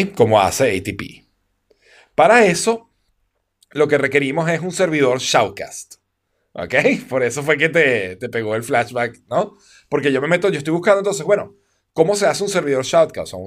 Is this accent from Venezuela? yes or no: yes; Venezuela; como buen venezolano